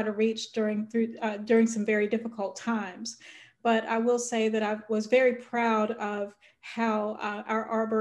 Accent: North Carolina, United States; I'm originally from North Carolina

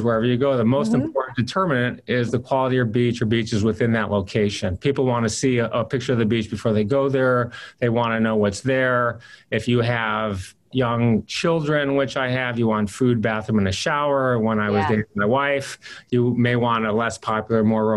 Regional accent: Michigan, United States; moved away as an adult; also born or lived in Boston; I grew up in Michigan

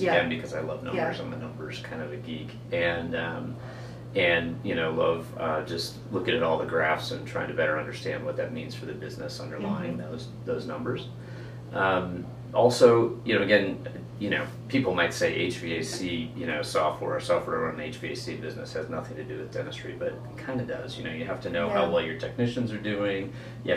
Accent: St. Louis, Missouri, United States; also born or lived in Big Sky, Montana; born and raised in St. Louis, so been there a long time

